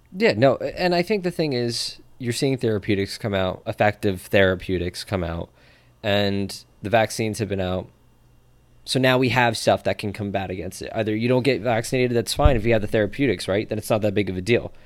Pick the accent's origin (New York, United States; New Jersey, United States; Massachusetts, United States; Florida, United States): New Jersey, United States; I'm from Jersey and that's just the way we talk